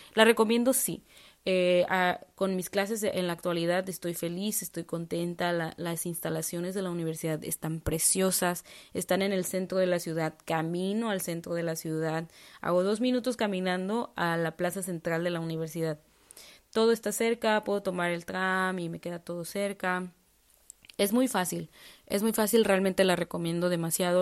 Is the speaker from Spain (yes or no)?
no; Mexico; moved away as an adult; now in Prague, Czech Republic; como mexicana